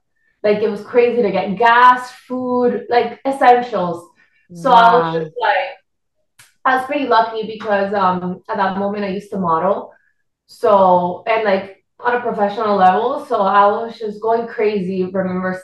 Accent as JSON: {"language": "English", "country": "Puerto Rico", "tie": "born or raised there", "accent": "Puerto Rican", "first_language": "Spanish", "second_language": "English", "moved": "as an adult", "lives_now": "Miami, United States", "said": "I'm from Puerto Rico."}